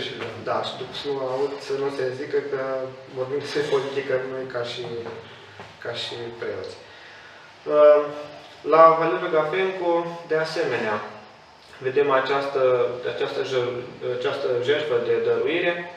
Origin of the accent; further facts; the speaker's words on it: Hârlău, Iași County, Romania; în orașul uh, natal, de unde sunt eu, Hârlău